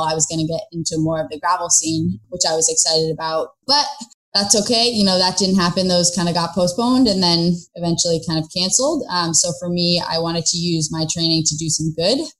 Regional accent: San Francisco, California, United States; moved away as an adult; also born or lived in New York; I grew up in San Francisco

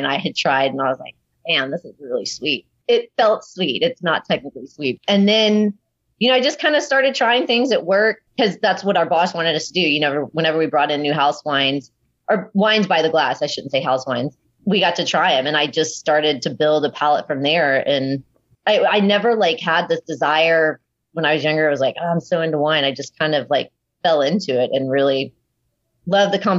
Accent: Houston, Texas, United States; I grew up in Houston, felt like I had pretty good roots there and knew quite a few people

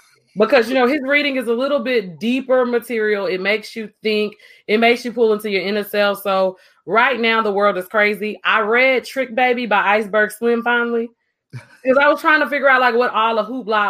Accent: Texas, United States; I grew up in the South

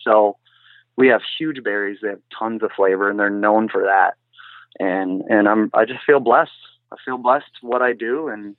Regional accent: Grand Haven, Michigan, United States; I am from Grand Haven, Michigan.

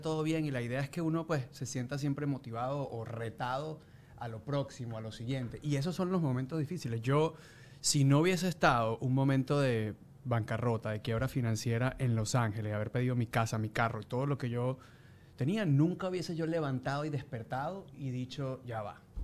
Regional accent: Venezuela; los venezolanos tenemos un como un humor bien bien particular

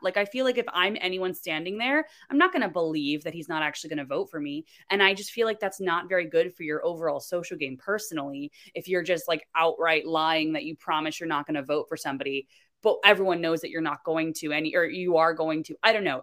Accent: Florida, United States; I'm from Florida

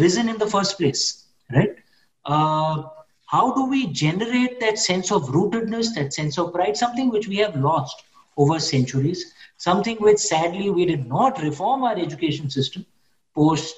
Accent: India; moved away as an adult; now in United Kingdom; I'm an Indian, I'm a Hindu

